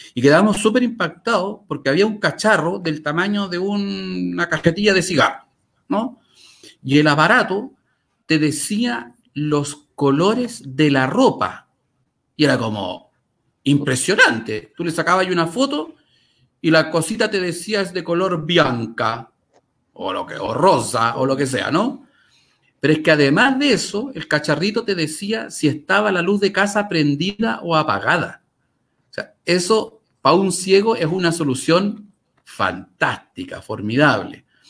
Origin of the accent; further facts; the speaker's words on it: Chile; moved away as an adult; also born or lived in Paris, France; now in Santiago, Chile; yo no soy de Santiago. Yo un buen día me fui de mi ciudad natal a París y volví a vivir a Chile, a la ciudad de Santiago